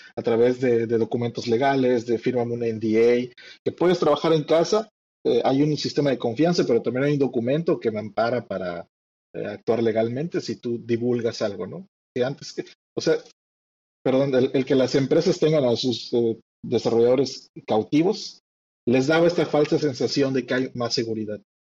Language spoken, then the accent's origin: Spanish; Yucatán, Mexico; lo cual me delata como yucateco. Eh, vivo en la ciudad de Mérida